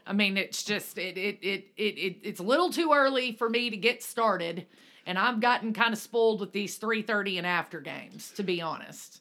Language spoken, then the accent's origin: English; Alabama, United States; moved away; we grew up in Alabama, which is Central Time